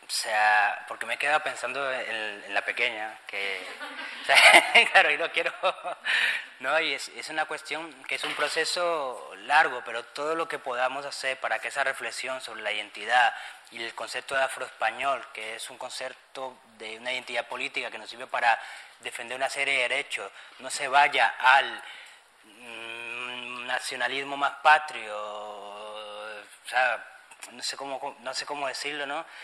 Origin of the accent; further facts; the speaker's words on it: Spain; la construcción de la comunidad afro aquí en España, en estar constantemente intentando demostrar que somos españoles